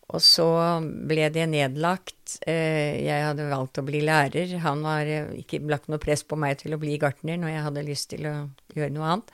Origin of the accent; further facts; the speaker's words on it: Eastern Norway, Norway; also born or lived in Oslo; da ble jeg født eh, nede på Østlandet, hvor hun arbeidet